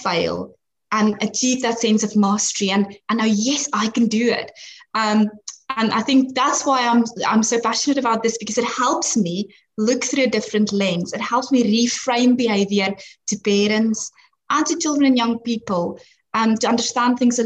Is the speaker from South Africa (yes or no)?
yes; South Africa; moved away; I'm actually from South Africa, and that's where I studied.